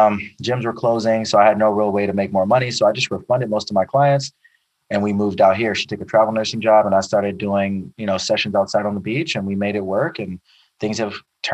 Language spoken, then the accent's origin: English; Chicago, Illinois, United States; now in Los Angeles, United States; Yeah, I'm from Chicago originally. I'm a military brat, so I've lived all over the country.